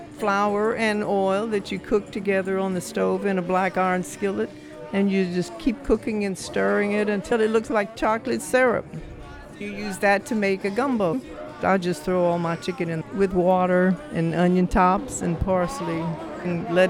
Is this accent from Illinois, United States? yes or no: no; Louisiana, United States; now in Lafayette, United States; A little town called Chitanya.